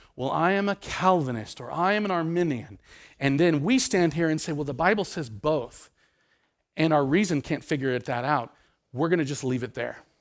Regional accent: Nebraska, United States; I grew up in Nebraska.

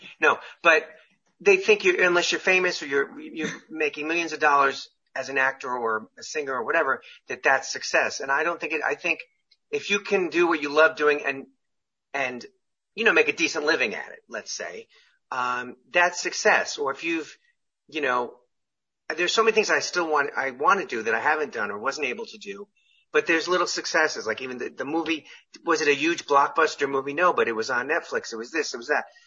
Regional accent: Syosset, New York, United States; moved away as an adult; now in California, United States; where I grew up in Long Island

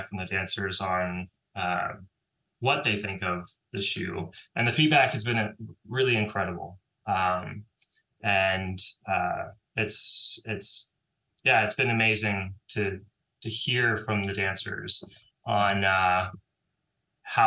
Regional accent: San Francisco, California, United States; I grew up and was born and raised in San Francisco, and trained at the San Francisco Ballet

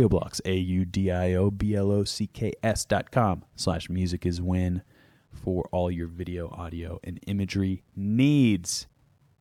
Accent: New England, United States; I'm from New England

